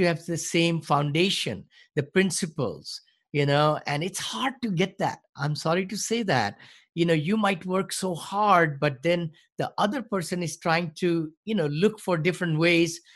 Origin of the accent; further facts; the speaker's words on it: New Delhi, Delhi, India; moved away as an adult; also born or lived in Bombay, India; now in San Francisco, United States; I grew up in New Delhi